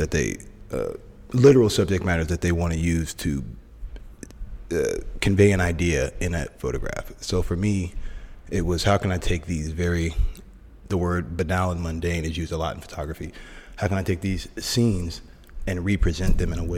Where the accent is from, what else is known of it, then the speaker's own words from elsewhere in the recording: Oakland, California, United States; also born or lived in Sacramento; I'm originally born and raised in Oakland, right across the bay, but I'm a Bay Area kid